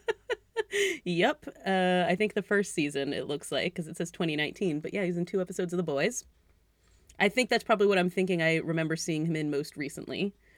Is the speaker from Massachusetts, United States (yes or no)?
yes; Greenfield, Massachusetts, United States; that's my hometown that's that's my town. Yeah, wow, Greenfield